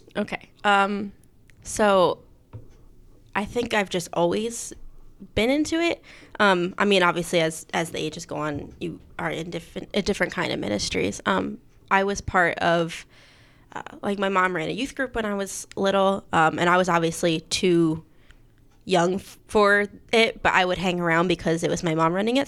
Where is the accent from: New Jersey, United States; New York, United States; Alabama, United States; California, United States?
New Jersey, United States; Mays Landing; Mays Landing